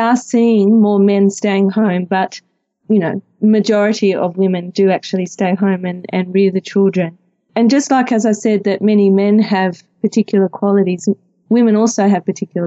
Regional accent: Melbourne, Victoria, Australia; I'm from Melbourne and I'm married with three wonderful children.

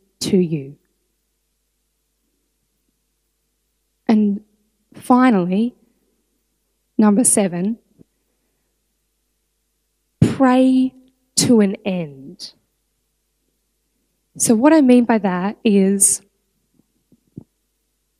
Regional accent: Australia; I'm Australian

